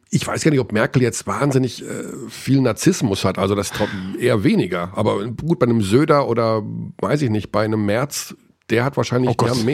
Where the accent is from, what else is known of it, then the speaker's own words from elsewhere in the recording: Hagen, North Rhine-Westphalia, Germany; Ja, natürlich. Es ist direkt neben meiner Heimatstadt. Natürlich, Hagen. natürlich.